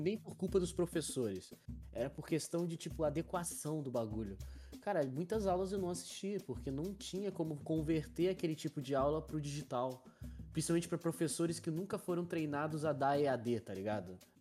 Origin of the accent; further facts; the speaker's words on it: Porto Real, Rio de Janeiro, Brazil; eu, que sou de Porto Real